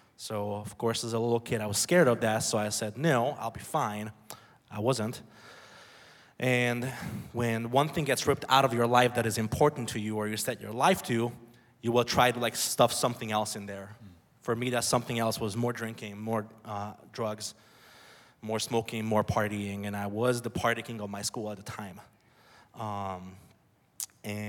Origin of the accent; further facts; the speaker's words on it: Budapest, Hungary; moved away; I was born and raised in Budapest, Hungary.